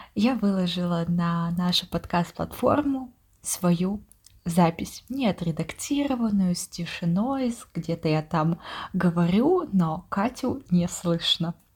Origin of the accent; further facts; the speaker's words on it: Yekaterinburg, Sverdlovsk Oblast, Russia; moved away as an adult; now in Saint Petersburg, Russia; обе мы родились в Екатеринбурге